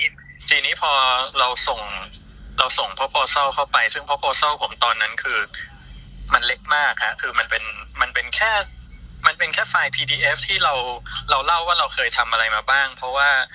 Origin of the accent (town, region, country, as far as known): Thailand